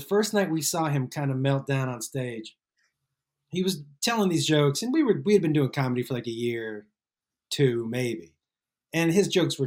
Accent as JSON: {"language": "English", "region": "Massachusetts", "country": "United States", "said": "I'm from Massachusetts"}